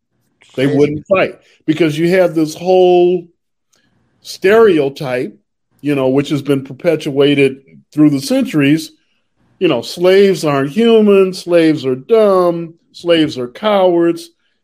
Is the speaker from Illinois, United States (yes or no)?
yes; Chicago, Illinois, United States; as an African-American with a fairly good education growing up in Chicago